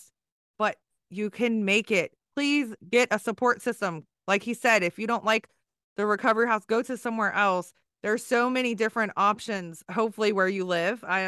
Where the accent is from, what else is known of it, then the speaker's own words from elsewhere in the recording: Maryland, United States; I'm from Maryland. So Virginia is our neighbor.